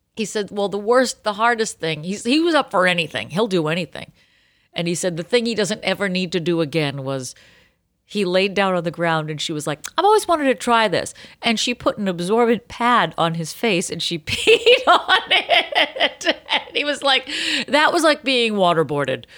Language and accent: English; Boston, Massachusetts, United States; I'm Boston Irish.